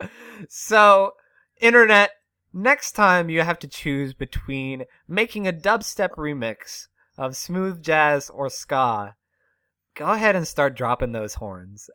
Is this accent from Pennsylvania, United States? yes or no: yes; Western Pennsylvania, United States; Born and raised in Western P